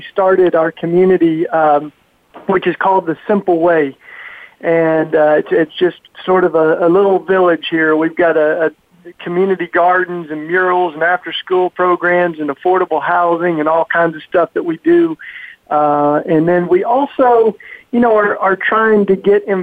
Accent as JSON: {"language": "English", "region": "East Tennessee", "country": "United States", "tie": "born or raised there", "moved": "as an adult", "lives_now": "Philadelphia, United States", "said": "I grew up down south in the Bible Belt in East Tennessee in the hills"}